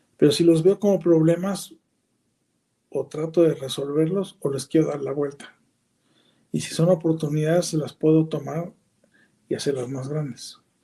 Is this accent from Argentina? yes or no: no; Mexico; como nacimos ahí, vivimos ahí, somos mexicanos